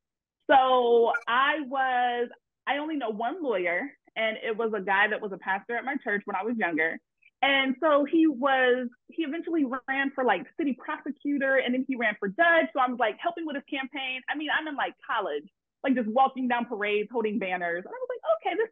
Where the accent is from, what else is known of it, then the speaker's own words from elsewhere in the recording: Columbus, Ohio, United States; also born or lived in Baton Rouge, Louisiana; I'm from Columbus, Ohio